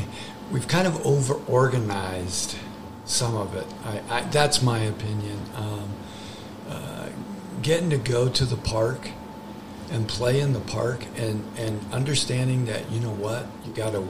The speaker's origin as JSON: {"language": "English", "region": "Ohio", "country": "United States", "also_born_or_lived": "New York", "moved": "yes", "lives_now": "Indianapolis, United States", "said": "I am originally from Ohio."}